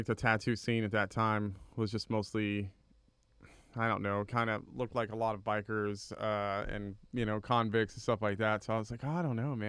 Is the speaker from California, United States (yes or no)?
yes; California, United States; also born or lived in Miami, Florida; now in College Station, United States; Well, currently live in College Station, but we moved around a lot, so I spent a lot of time in California and then kind of Southern Florida, Miami area.